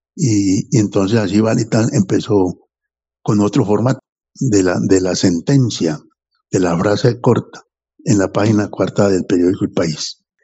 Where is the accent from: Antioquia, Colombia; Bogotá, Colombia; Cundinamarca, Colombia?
Antioquia, Colombia; Anzá; also born or lived in Medellín, Colombia; yo nací en, el, en Anzá, un pueblito del occidente de Antioquia, pero a los 10 años me llevaron para Medellín